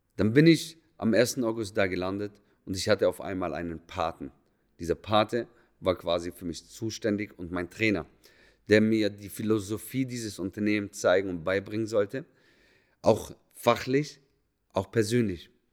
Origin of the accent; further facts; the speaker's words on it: Germany; moved away as an adult; also born or lived in Munich / Berlin / Zurich; da, wo ich herkomme, näher Bodensee